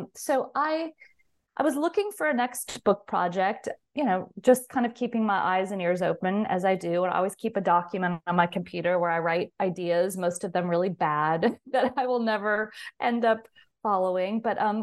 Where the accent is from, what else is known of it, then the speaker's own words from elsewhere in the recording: California, United States; So I grew up in Southern California, and interestingly enough, not far from Hollywood, and was always a movie lover.